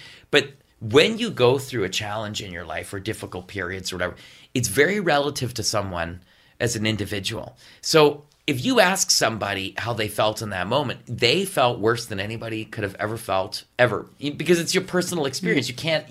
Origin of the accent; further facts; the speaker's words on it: West Carleton, Ontario, Canada; No, my brother and I, we grew up in West Carleton. Mm-hmm. And we had a farm.